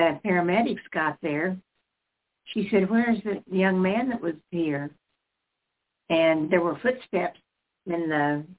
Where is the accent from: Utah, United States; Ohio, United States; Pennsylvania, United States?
Utah, United States; moved away; I was born up in Utah.